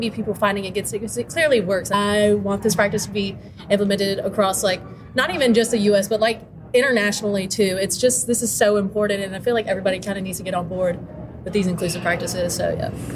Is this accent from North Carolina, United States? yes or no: yes; North Carolina, United States; I come from North Carolina